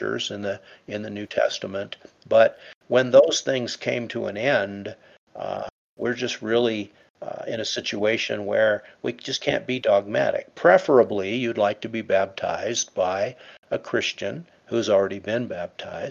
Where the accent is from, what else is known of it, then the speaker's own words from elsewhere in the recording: England, United Kingdom; I was born in England, and I was christened into the Anglican